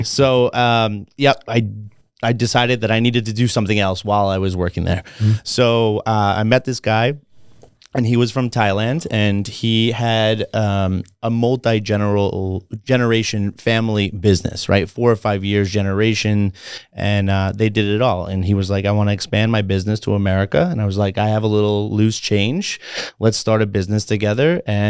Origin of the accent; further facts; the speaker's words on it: Long Island, New York, United States; now in Las Vegas, United States; back home, I'm from Long Island, New York.